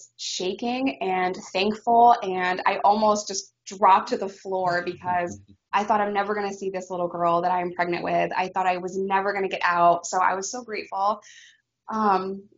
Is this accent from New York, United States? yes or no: yes; New York, United States; as a New Yorker going to Arkansas